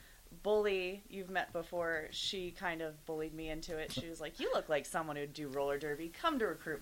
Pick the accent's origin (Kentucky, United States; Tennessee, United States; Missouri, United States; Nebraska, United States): Nebraska, United States; Omaha; now in Lincoln, United States; I'm from Omaha